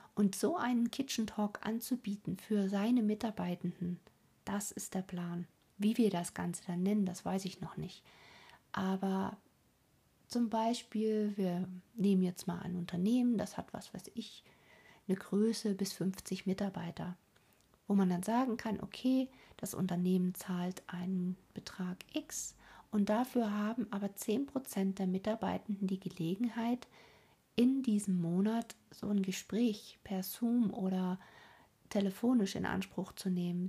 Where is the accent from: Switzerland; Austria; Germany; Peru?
Germany; hier bei uns in Deutschland